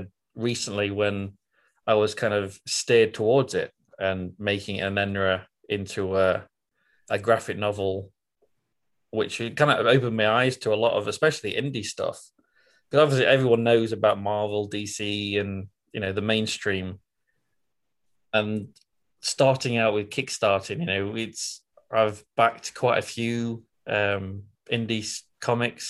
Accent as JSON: {"language": "English", "region": "Scotland", "country": "United Kingdom", "moved": "as an adult", "lives_now": "United States", "said": "as you can probably tell from my accent, I'm not American. I'm from Britain, originally from Scotland. I came over to the States in 2018"}